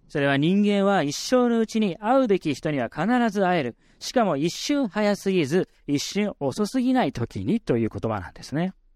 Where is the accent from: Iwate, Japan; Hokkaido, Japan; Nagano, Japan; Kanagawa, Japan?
Kanagawa, Japan; Yokohama; 僕は神奈川県横浜市出身